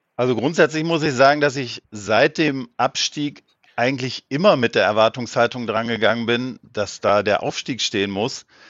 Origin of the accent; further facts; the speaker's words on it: Rheine, North Rhine-Westphalia, Germany; ich komme aus Rheine, das liegt äh, bei Münster.